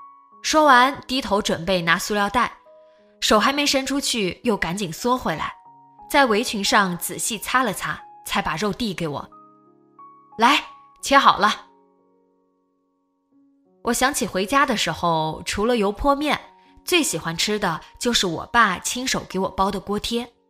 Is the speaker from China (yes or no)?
yes; Nanjing, Jiangsu, China; now in Canada; 来加拿大这么久，每次买菜其实都是去超市，偶尔也会去农贸市场，但是却很怀念我的老家南京的家门口的菜市场。